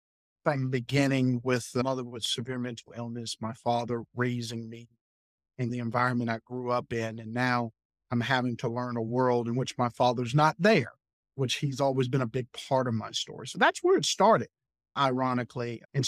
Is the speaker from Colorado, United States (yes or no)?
no; Arlington, Virginia, United States; born there; I was born in Arlington, Virginia, in a community called Green Valley, which is in South Arlington